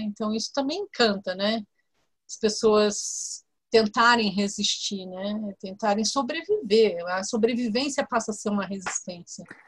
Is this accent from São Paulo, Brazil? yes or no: yes; São Paulo, Brazil; Eu sou de São Paulo, aqui no estado de São Paulo